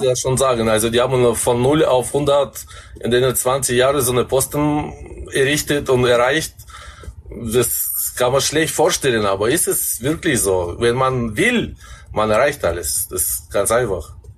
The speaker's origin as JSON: {"language": "German", "country": "Kazakhstan", "tie": "born or raised there", "moved": "as an adult", "lives_now": "Germany", "said": "ich bin 20 Jahre in Kasachstan aufgewachsen"}